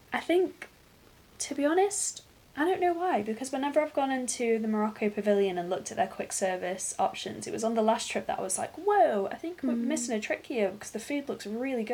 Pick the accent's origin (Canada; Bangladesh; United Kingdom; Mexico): United Kingdom; England; As an English person